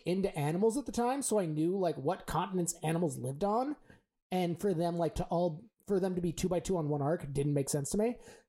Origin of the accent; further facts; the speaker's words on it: San Francisco, California, United States; I'm from San Francisco.